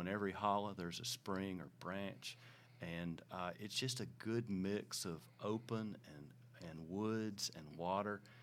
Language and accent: English; Hickman County, Tennessee, United States; also born or lived in Columbia, Tennessee; we grew up in Hickman County